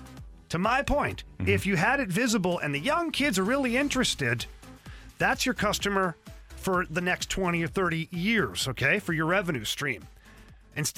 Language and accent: English; Canada; I'm a Canadian guy